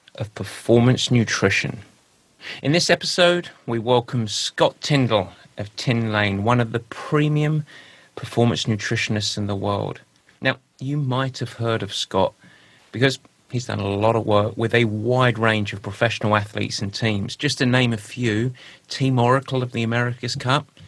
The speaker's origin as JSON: {"language": "English", "region": "England", "country": "United Kingdom", "accent": "English", "moved": "yes", "lives_now": "United States", "said": "my pure English accent"}